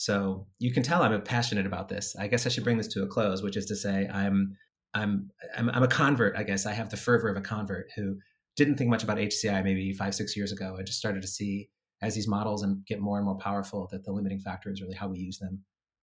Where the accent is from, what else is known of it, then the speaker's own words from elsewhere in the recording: Indiana, United States; Indiana, my home state